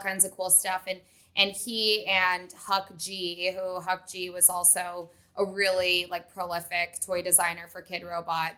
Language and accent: English; Vermont, United States; moved away as an adult; now in Los Angeles, United States; I grew up in Vermont